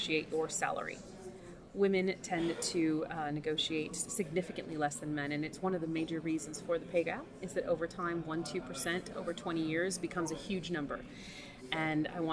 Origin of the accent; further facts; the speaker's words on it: Southern California, United States; moved away as an adult; now in London, United Kingdom; I'm from Southern California